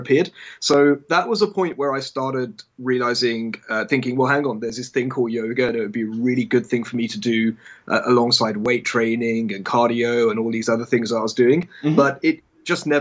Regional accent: England, United Kingdom; I grew up in England, and I went to a very English school

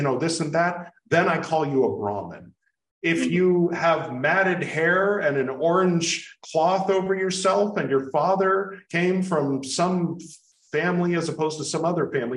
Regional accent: United States; being American

